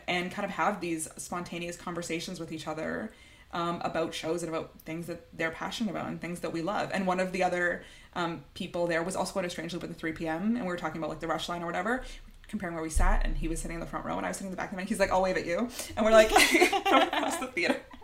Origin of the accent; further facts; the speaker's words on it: Toronto, Ontario, Canada; I'm from Toronto